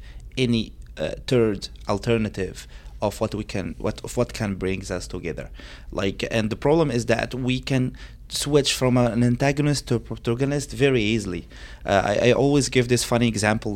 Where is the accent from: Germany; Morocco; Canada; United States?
Morocco; in Morocco, we were a little bit victim of the propaganda, even if we are like the safest country